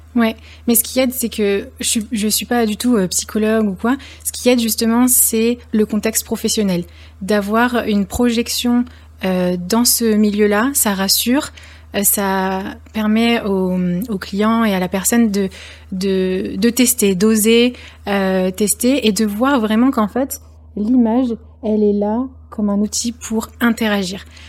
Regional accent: Lyon, Auvergne-Rhône-Alpes, France; je suis lyonnaise

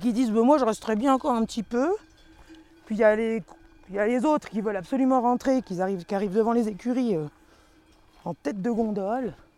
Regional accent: Vendée, Pays de la Loire, France; moved away; Je suis en France, euh, de Vendée

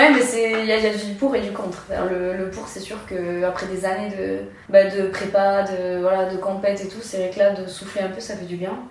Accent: Nouvelle-Aquitaine, France; Bah voilà, je suis basque, je suis attachée ici.

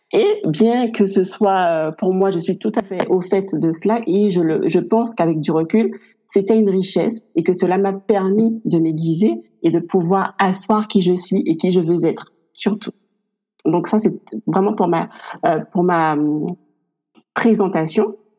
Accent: Guadeloupe; moved away as an adult; now in France; je suis originaire également de la Guadeloupe. Et je vis en France depuis maintenant 12 ans.

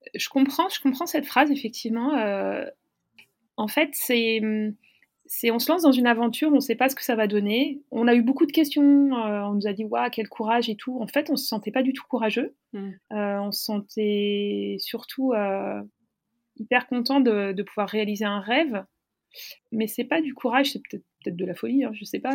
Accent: Paris, Île-de-France, France; je suis parisienne

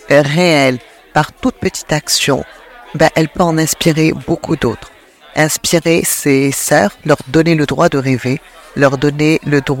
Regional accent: Sweden; from Sweden in LC 74 Gävle.

